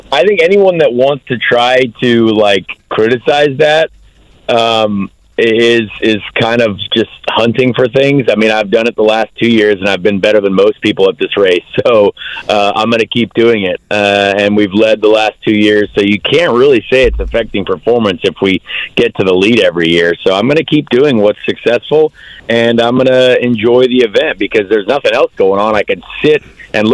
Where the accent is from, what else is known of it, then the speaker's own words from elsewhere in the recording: United States; I'm an American human.